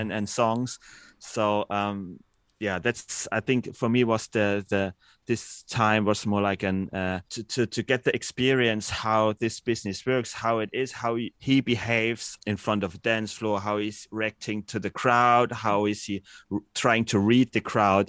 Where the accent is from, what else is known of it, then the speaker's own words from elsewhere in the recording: Dresden, Saxony, Germany; I'm born and raised in Dresden